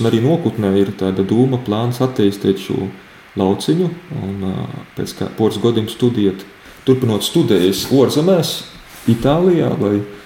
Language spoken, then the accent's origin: Latvian; Daugavpils, Latgale, Latvia; Es pats nāku no Daugopils, dzimto pilsēta Daugopils